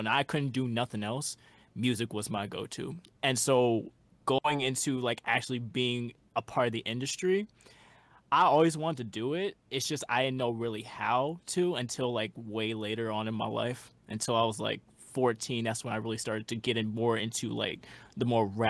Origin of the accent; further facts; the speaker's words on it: Houston, Texas, United States; We're both from Houston, Texas.